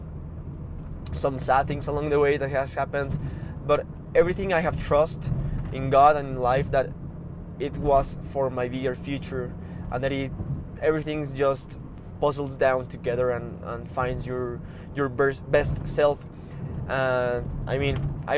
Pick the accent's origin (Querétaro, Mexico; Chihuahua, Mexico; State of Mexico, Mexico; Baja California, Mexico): State of Mexico, Mexico; Toluca; also born or lived in Vancouver, Canada; I was born here in Mexico, in a town called, named in a city named Toluca, like about 45 minutes from Mexico City.